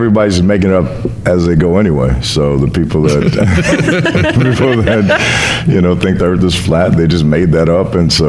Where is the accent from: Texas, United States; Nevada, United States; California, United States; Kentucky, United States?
Nevada, United States; Las Vegas; also born or lived in Seattle / Los Angeles / New York; now in Vancouver, Canada; I was born and raised in Las Vegas, but I started my career in Seattle and did everything from Seattle, lived in L.A., and then I moved Canada for 10 years, then left there and went to New York for 10 years, and now I'm back in Vancouver.